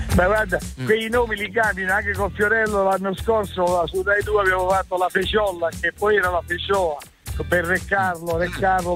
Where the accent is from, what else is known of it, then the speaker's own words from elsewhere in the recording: Apulia, Italy; essendo pugliese